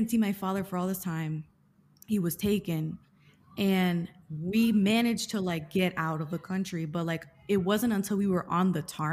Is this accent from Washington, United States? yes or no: no; Miami, Florida, United States; I'm half Cuban and I grew up in Miami